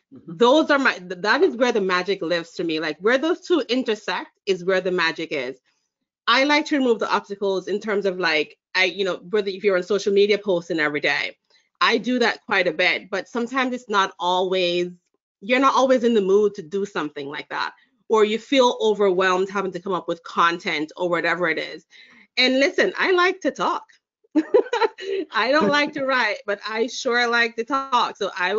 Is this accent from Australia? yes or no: no; Jamaica; now in United States; Yes, I am. Look at that. I'm originally from Jamaica. I spent most of my adult life, or most of my life actually, in the United States, but going to back to Jamaica quite a bit.